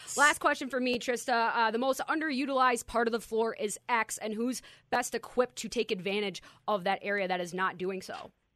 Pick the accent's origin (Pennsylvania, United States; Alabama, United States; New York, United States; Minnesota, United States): Minnesota, United States; my Minnesota roots